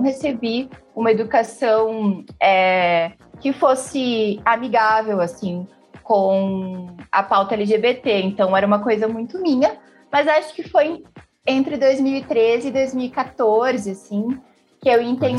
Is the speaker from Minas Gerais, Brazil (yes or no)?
no; Porto Alegre, Rio Grande do Sul, Brazil; eu sou da zona norte de Porto Alegre, do bairro Sarandi, que é um bairro periférico